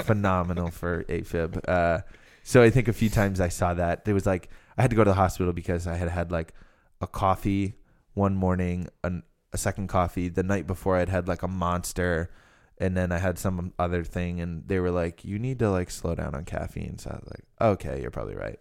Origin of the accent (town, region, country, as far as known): Rhode Island, United States